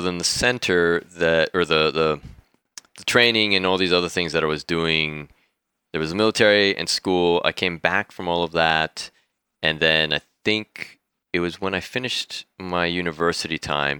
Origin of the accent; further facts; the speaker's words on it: San Diego, California, United States; moved away as an adult; also born or lived in Mexico; now in Bali, Indonesia; San Diego, California, that's where I grew up. I was born in Mexico, but left when I was, like, nine months old